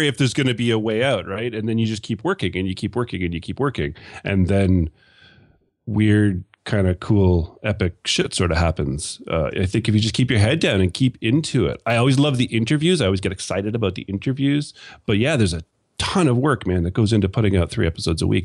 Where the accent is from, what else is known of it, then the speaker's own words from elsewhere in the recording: Canada; accent: Canadian; my sexy Canadian accent